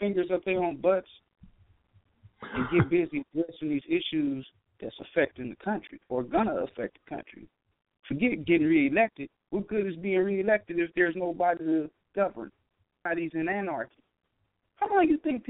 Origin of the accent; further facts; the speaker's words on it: Compton, California, United States; I'm an ex-gangbanger. I'm from Compton